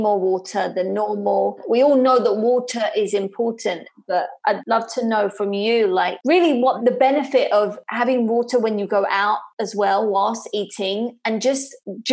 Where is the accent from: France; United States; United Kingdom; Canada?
United Kingdom; now in Spain; I'm from the UK